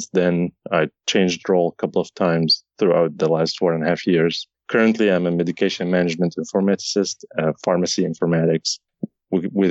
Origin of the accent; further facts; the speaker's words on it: Syria; moved away; I'm originally from Syria